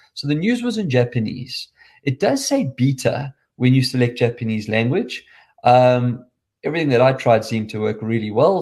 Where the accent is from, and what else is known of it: South Africa; accent: South African